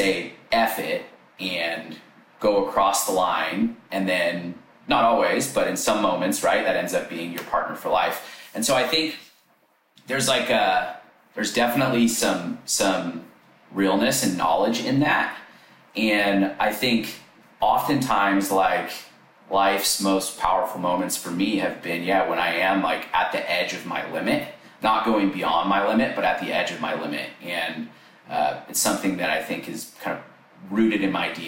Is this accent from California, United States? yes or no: yes; Sacramento, California, United States; I grew up in Northern California, so Sacramento area.